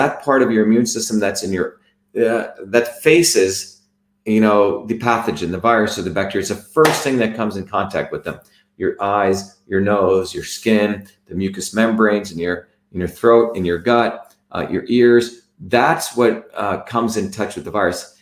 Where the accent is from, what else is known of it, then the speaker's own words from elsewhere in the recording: New Jersey, United States; I came to the United States and I found out growing up in New Jersey